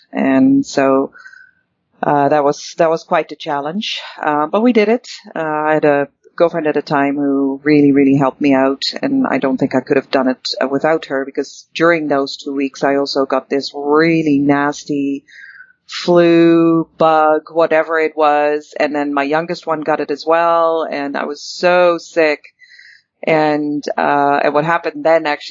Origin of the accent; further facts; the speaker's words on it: Netherlands; moved away as an adult; also born or lived in Paris, France; now in Calgary, Canada; I was actually born and raised in the Netherlands